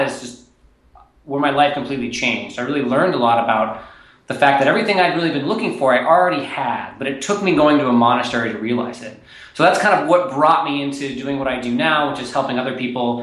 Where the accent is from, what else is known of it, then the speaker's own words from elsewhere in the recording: Nashville, Tennessee, United States; moved away as an adult; also born or lived in East Coast; I grew up in Nashville, Tennessee